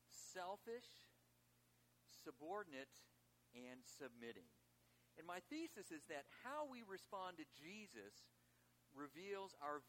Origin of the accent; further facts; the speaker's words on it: Chicago, Illinois, United States; And actually, I'm from Chicago originally